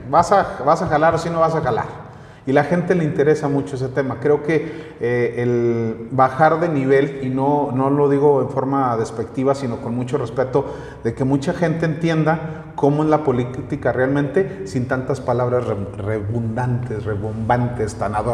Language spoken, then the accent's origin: Spanish; Comarca Lagunera, Mexico; now in Calera, Mexico; soy lagunero, no soy nativo de aquí de, de Calera, soy lagunero, llegué hace 17 años, ya voy a cumplir 17 años que llegué aquí a al municipio de Calera